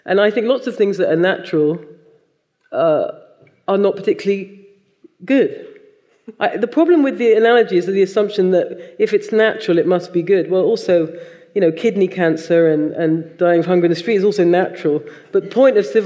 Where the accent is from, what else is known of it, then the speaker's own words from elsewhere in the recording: United Kingdom; when I was about 12, having a discussion with some other Jamaican British children